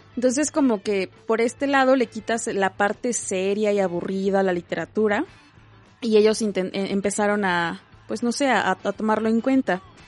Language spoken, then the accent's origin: Spanish; Puebla, Mexico; como poblanos, como gente del centro sur del país, pues no hemos vivido esa violencia como tal